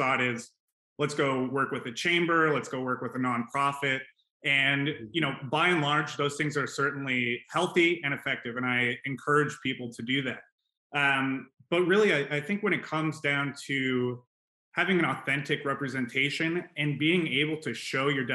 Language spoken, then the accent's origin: English; Phoenix, Arizona, United States; my hometown, making sure it's a cool place to go